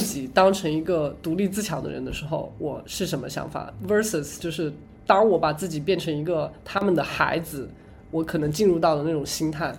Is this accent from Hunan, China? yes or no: yes; Hunan, China; moved away as an adult; now in United States; 我们湖南那边一定要吃